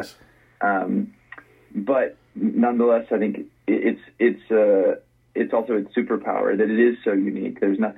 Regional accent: Los Angeles, California, United States; You know, I grew up in Los Angeles and went to the East Coast for college, and then kind of, you know, bounced around a bit.

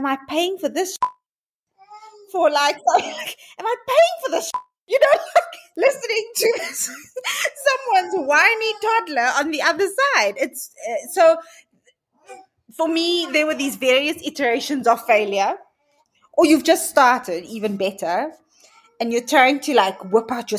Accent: Cape Town, Western Cape, South Africa; I grew up in Cape Town in a quite traditional colored home.

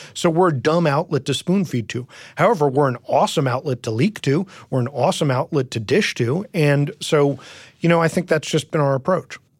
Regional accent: New York, United States; I grew up in New York, and so I grew up reading, you know, the Daily News and the, and the New York Post

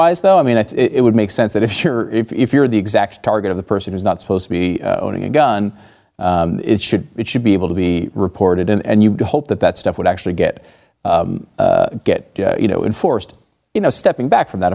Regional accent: Connecticut, United States; I grew up in Connecticut

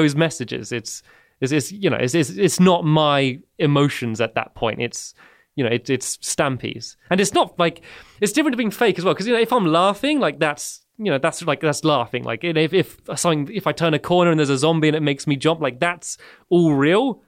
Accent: Emsworth, South East England, United Kingdom; I grew up in the, the south of England, about 15 minutes away from where I live now. It's a, a small town called Emsworth

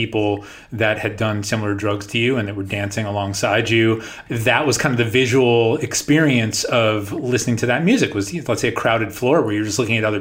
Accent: New York, United States; I grew up in New York and you would turn on 92.3

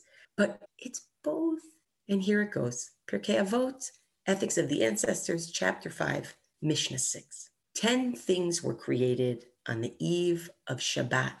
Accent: United States; I always experienced this as an American kid

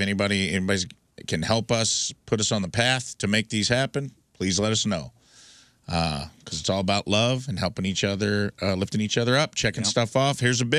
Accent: West Frankfort, Illinois, United States; moved away; my hometown of West Frankfort, Illinois

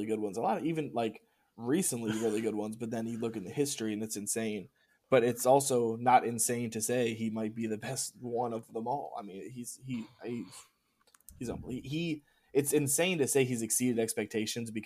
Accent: Maryland, United States; I grew up in Maryland

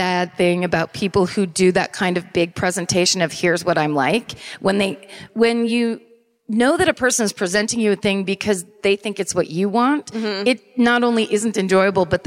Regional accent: Sonoma County, California, United States; growing up in Sonoma County

